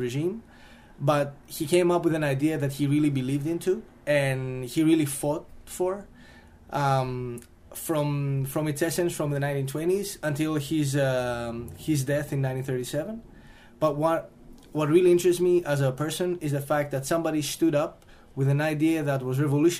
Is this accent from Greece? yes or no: yes; Greece; Greece, since this is my home country